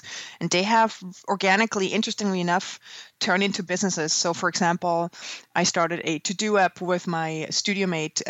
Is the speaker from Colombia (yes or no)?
no; Switzerland; moved away as an adult; now in New York, United States; I grew up in Switzerland and trained as a graphic designer, and when I was 26, when I graduated, I moved to New York